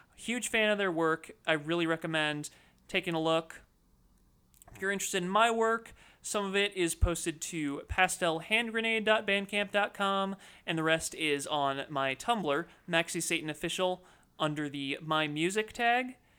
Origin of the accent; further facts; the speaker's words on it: United States; we're all American